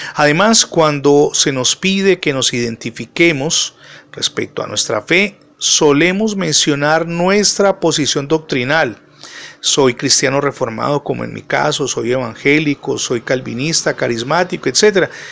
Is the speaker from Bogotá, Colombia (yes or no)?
no; Cali, Valle del Cauca, Colombia; soy colombiano y particularmente de Santiago de Cali